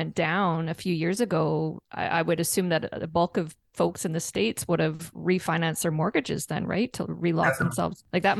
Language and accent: English; Canada; So as a Canadian